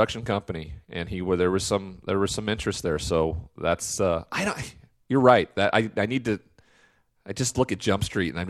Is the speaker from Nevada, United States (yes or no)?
no; Montana, United States; I'm from Montana.